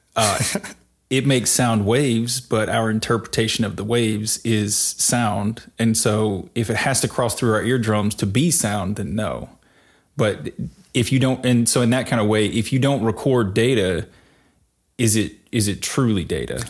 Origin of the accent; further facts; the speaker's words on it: rural Mississippi, United States; now in Nashville, United States; I grew up in rural Mississippi in the woods